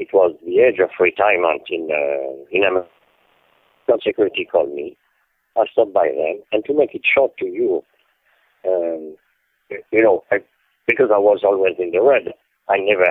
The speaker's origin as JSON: {"language": "English", "town": "Paris", "region": "Île-de-France", "country": "France", "tie": "born or raised there", "second_language": "English", "moved": "as an adult", "lives_now": "New York, United States", "said": "I was born in 1946 in Paris"}